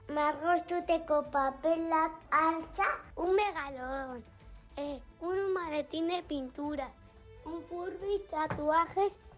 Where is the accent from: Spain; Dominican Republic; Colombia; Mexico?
Colombia; la primera vez que vemos la nieve, venimos de Colombia, entonces venimos a conocer y no, espectacular.